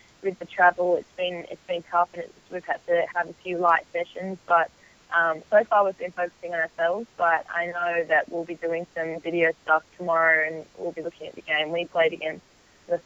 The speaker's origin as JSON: {"language": "English", "town": "Melbourne", "region": "Victoria", "country": "Australia", "tie": "born or raised there", "moved": "as an adult", "lives_now": "Orlando, United States", "said": "I love playing in Melbourne, and for Melbourne City, it's my hometown"}